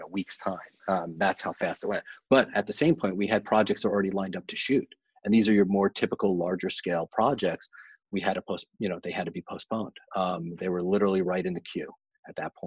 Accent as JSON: {"language": "English", "region": "New York", "country": "United States", "tie": "born or raised there", "moved": "yes", "said": "New York in January, you know, my hometown"}